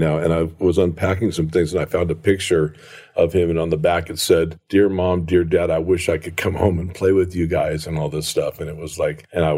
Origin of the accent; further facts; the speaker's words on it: Encinitas, California, United States; also born or lived in Garden Grove, California / Fallbrook, California; Then I moved over to Encinitas, California, where I would say typically I would consider my hometown because I spent most of my time there